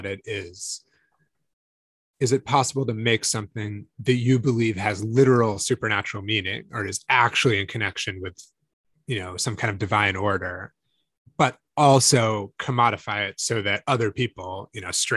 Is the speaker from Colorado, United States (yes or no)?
no; Northampton, Massachusetts, United States; I grew up in Northampton, Massachusetts